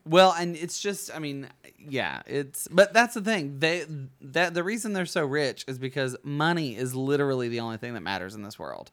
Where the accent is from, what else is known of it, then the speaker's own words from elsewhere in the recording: Bug Tussle, Alabama, United States; also born or lived in New York; now in Los Angeles, United States; I'm from Bug Tussle